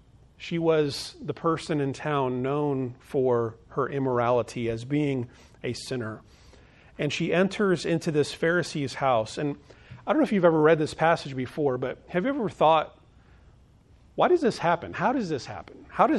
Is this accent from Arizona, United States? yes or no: yes; Phoenix, Arizona, United States; In fact, where I grew up in Phoenix, Arizona, most of the homes were in like neighborhoods